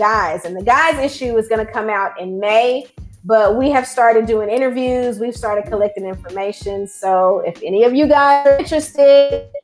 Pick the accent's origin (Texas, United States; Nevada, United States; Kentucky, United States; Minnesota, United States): Texas, United States; East; here in my hometown